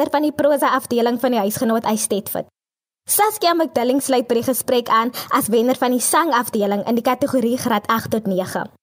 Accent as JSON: {"language": "Afrikaans", "country": "South Africa", "said": "ek is afkomstig van Klein Willem. So ek is maar 'n plaasmeisie van harte."}